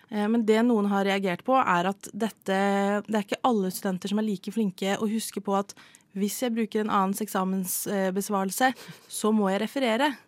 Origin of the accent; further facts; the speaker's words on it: Norway; jeg er norsk.